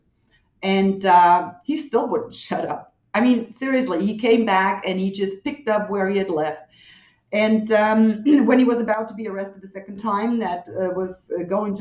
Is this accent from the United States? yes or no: no; western Germany, Germany; I was born and raised in Western Germany